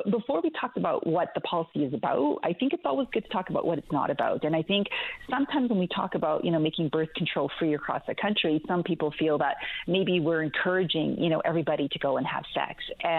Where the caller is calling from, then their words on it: Calgary, Alberta, Canada; Yeah, it's a bit early here. I'm calling from Calgary, Alberta.